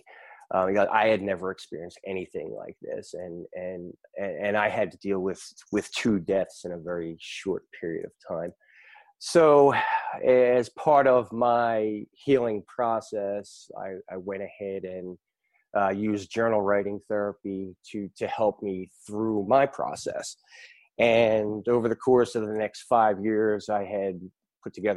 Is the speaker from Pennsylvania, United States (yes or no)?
yes; Philadelphia, Pennsylvania, United States; now in Raleigh, United States; I'm from Raleigh, North Carolina, originally from Philadelphia, Pennsylvania.